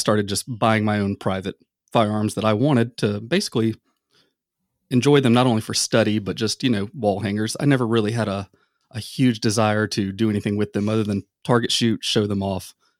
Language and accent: English; the South, United States; I mean, I grew up in the South, and near I guess you could say the outdoors.